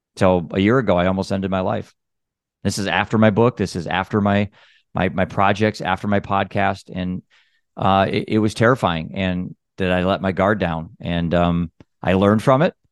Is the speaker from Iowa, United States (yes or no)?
yes; Iowa, United States; I'm a dad from Iowa.